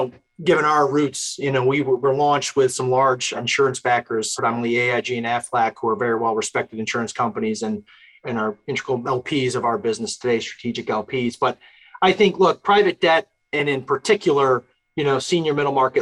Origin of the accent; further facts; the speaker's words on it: New Hartford, New York, United States; hometown, I'm from New Hartford, New York. It's in upstate New York